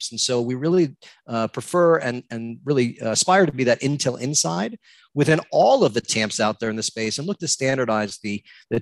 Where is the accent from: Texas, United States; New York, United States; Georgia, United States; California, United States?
New York, United States; moved away as an adult; also born or lived in Manhattan, New York; now in West Palm Beach, United States; growing up in New York my whole life